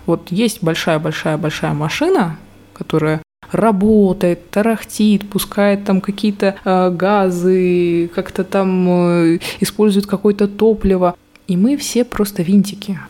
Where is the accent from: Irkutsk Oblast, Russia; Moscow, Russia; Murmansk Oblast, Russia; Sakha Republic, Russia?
Murmansk Oblast, Russia; Murmansk; moved away as an adult; now in Saint Petersburg, Russia; сама я родом из Мурманска, сейчас я уже там не живу